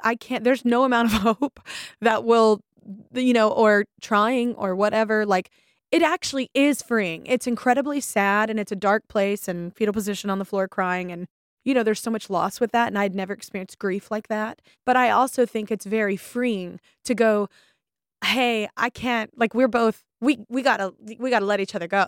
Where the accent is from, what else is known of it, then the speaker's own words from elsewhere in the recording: the South, United States; moved away; I'm from the South and people don't generally go to therapy. They didn't when I lived there